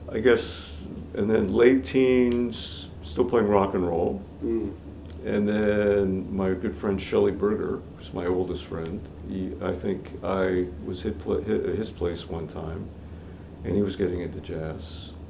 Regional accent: Toronto, Ontario, Canada; moved away as an adult; now in Newmarket, Canada; I grew up in Toronto.

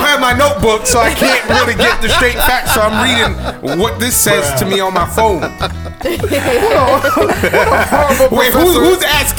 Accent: Jamaica; I'm Jamaican.

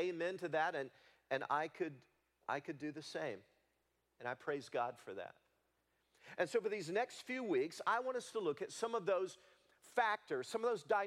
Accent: Leoma, Tennessee, United States; I grew up in Leoma, Tennessee, on a cotton farm

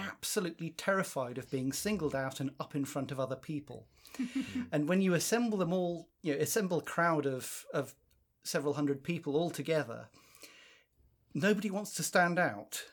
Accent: South Africa; now in United Kingdom; I'm South African by birth

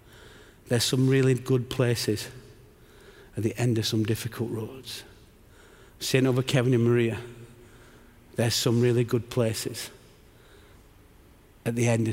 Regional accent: England, United Kingdom; And I'm just an Englishman here because I've got good friends.

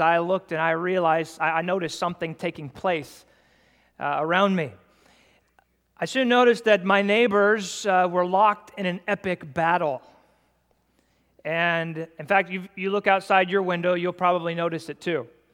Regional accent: United States; I'm an American man myself

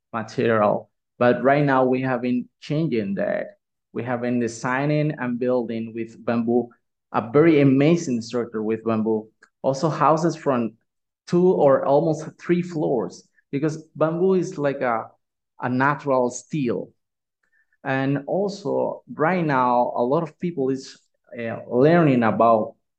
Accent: Nicaragua; I'm from Nicaragua

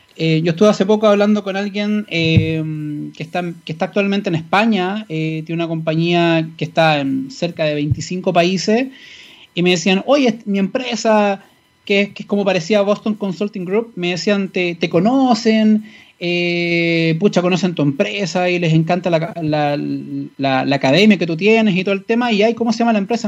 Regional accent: Santiago, Santiago Metropolitan, Chile; yo eh, crecí en el Paseo Más. Literalmente, yo me desarrollé desde chico.

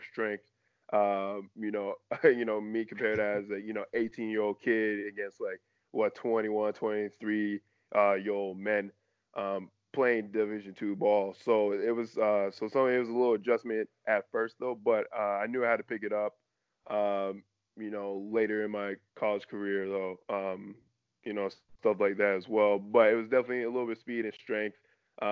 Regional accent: Canada; as a Canadian athlete

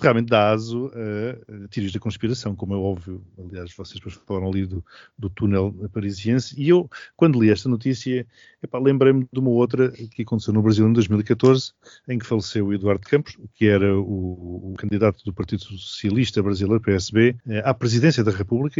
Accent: Mozambique; now in Portugal; Eu nasci e... em Moçambique e sou português, nunca tive outra nacionalidade

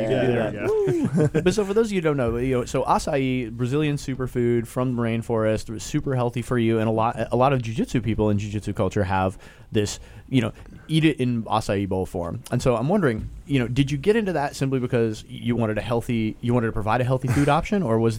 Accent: Portland, Oregon, United States; I grew up in Portland, Oregon as a barista and making cold press coffee.

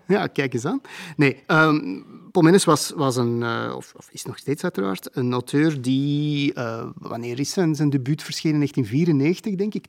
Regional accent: Antwerp, Flanders, Belgium; ben wel in Antwerpen geboren en ik heb er heel mijn leven gewoond.

